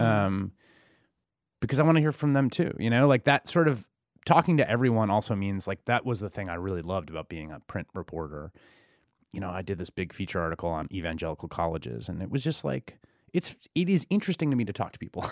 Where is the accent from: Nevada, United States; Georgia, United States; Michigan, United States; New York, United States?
New York, United States; New York City; I grew up in the Bronx in the eighties